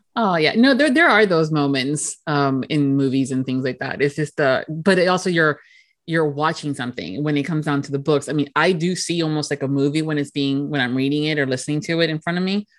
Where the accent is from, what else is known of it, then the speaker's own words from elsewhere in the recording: United States; myself as an American